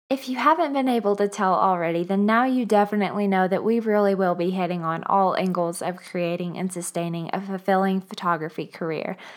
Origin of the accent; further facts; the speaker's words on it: Bowling Green, Kentucky, United States; moved away as an adult; also born or lived in Nashville, Tennessee; now in Denver, United States; I began photographing about six years ago in my hometown of Bowling Green, Kentucky